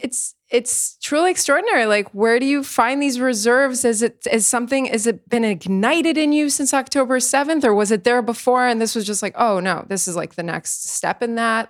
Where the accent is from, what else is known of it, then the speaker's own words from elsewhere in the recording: United States; now in Israel; We're both from the States